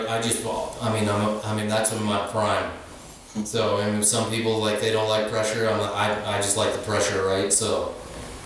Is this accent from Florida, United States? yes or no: no; Montana, United States; growing up in Montana, motorcycles, snowmobiles, like, the mechanics, it was really, came fairly natural